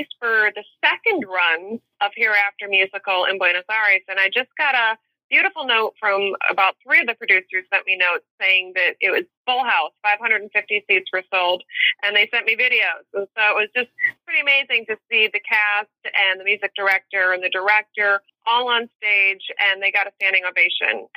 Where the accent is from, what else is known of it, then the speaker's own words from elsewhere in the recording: Chicago, Illinois, United States; moved away as an adult; also born or lived in New York; I am from Chicago